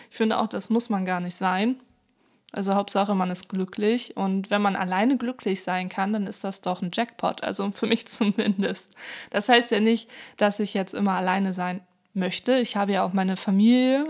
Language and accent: German; Hamburg, Germany; also born or lived in countryside (unnamed); ich bin zwar in Hamburg geboren, aber auf dem Land aufgewachsen, 2004 sind wir dann zurück nach Hamburg